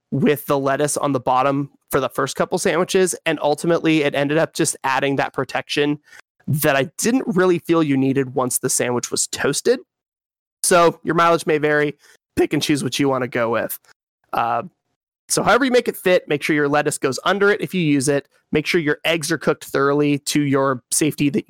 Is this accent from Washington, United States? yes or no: yes; Western Washington, United States; I'm from Western Washington